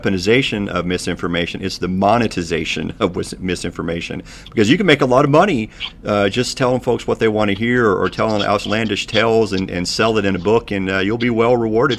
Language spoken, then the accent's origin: English; eastern Kentucky, United States; my hometown here in a little bitty town in eastern Kentucky